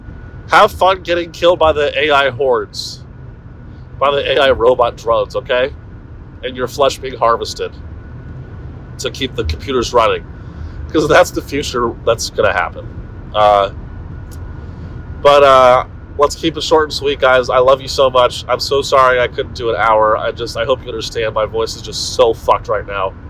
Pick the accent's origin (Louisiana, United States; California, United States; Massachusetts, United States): California, United States; Silicon Valley; moved away; That's what I grew up around in the Silicon Valley